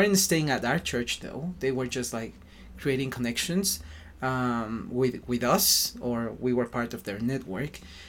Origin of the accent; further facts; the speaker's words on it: Mexico City, Mexico; English is a second language; moved away; I'm from Mexico City and I'm 33 years old.